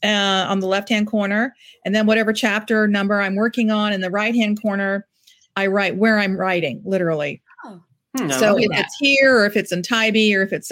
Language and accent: English; Ireland; You know, I'm Irish, and we're very superstitious people.